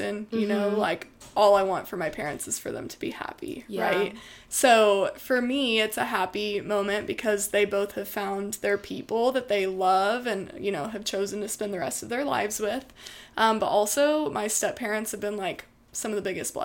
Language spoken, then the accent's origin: English; Midlothian, Texas, United States; I am from Midlothian, Texas, which has quickly evolved into a suburb